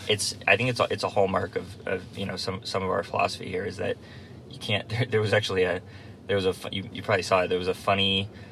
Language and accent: English; Nantucket, Massachusetts, United States; I grew up on Nantucket Island